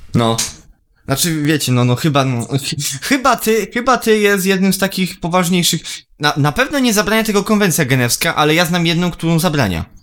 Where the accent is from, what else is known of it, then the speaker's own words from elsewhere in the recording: Poland; ja jako oczywiście y, Polak y, z krwi i kości